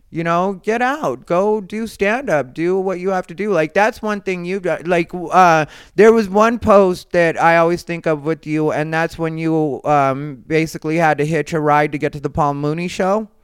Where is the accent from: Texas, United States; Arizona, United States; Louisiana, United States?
Arizona, United States; Phoenix; moved away as an adult; now in Los Angeles, United States; I'm from Phoenix